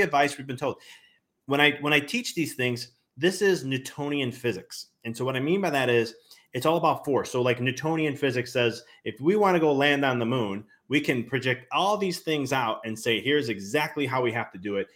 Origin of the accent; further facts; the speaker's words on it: Chicago, Illinois, United States; now in Knoxville, United States; I'm originally from Chicago